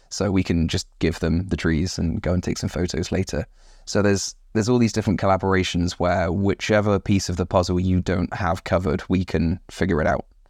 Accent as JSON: {"language": "English", "area": "West Country", "region": "South West England", "country": "United Kingdom", "also_born_or_lived": "United States", "moved": "as an adult", "said": "I'm originally from the West Country"}